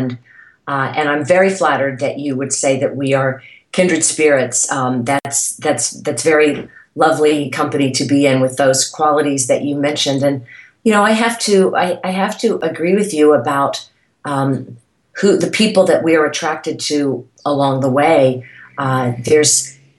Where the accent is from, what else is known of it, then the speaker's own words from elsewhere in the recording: Irmo, South Carolina, United States; moved away as an adult; also born or lived in Texas / New York / California; growing up in South Carolina